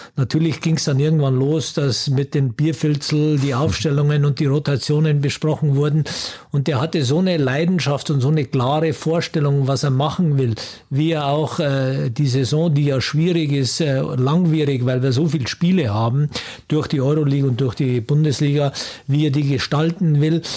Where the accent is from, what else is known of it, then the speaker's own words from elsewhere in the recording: Germany; wir kommen ja aus Deutschland